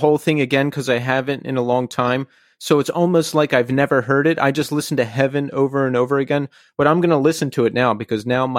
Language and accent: English; Philadelphia, Pennsylvania, United States; I am from Philadelphia as well, Philadelphia area.